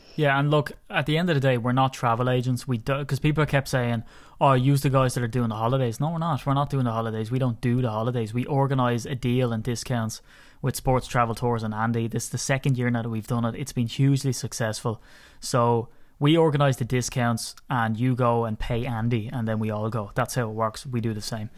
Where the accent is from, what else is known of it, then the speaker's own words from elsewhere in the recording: Ireland; I'm an Irishman, and I'm proud of my country